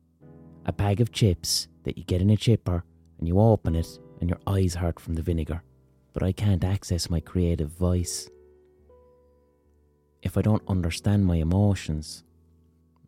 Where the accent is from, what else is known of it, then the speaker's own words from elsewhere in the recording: Ireland; as an Irish person